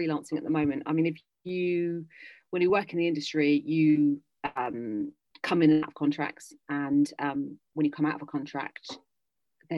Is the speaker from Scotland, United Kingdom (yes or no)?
no; London, United Kingdom; moved away as an adult; I'm a Londoner, basically. I've lived always in London.